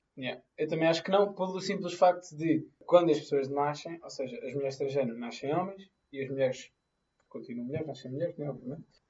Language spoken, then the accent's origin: Portuguese; Madorna, Lisbon, Portugal; eu sou da Madorna